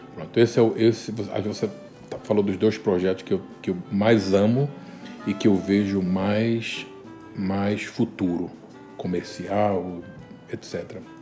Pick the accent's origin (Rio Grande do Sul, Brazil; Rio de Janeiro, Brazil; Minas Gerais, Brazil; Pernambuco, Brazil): Pernambuco, Brazil; Recife; moved away